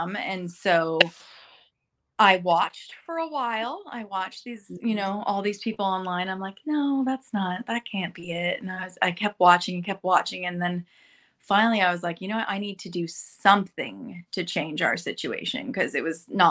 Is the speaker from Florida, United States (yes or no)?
no; Burbank, California, United States; moved away as an adult; now in North Texas, United States; I grew up in Burbank.